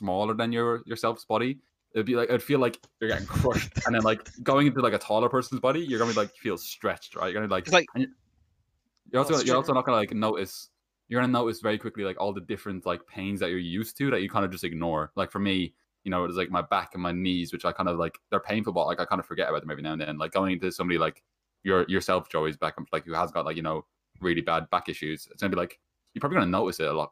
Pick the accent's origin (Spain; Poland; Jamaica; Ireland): Ireland; I'm Irish